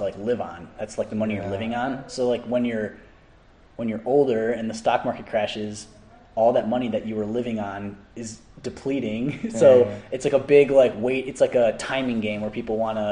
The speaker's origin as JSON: {"language": "English", "town": "Orland Park", "region": "Illinois", "country": "United States", "tie": "born or raised there", "moved": "as an adult", "said": "Orland Park, Illinois. So that's a suburb of Chicago."}